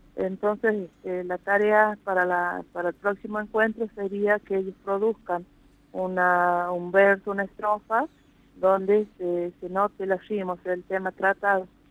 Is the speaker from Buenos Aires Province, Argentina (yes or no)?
no; Amaicha del Valle, Tucumán, Argentina; yo soy nacida y criada acá en Amaicha